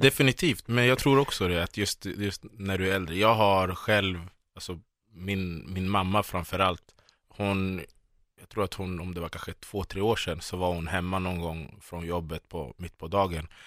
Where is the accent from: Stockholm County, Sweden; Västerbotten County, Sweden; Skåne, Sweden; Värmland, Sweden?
Stockholm County, Sweden; Solna; jag växte upp i Bergshamra i Solna